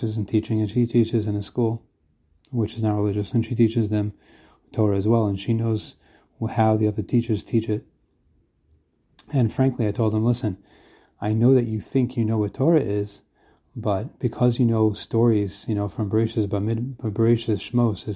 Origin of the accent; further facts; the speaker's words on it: United States; also born or lived in Brooklyn; now in Israel; I'm an American guy who lives in Israel.